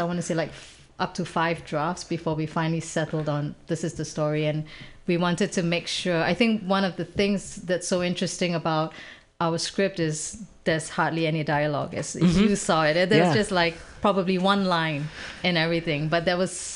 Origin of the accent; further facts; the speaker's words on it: Singapore; moved away as an adult; now in Bay Area, United States; I'm a Singaporean person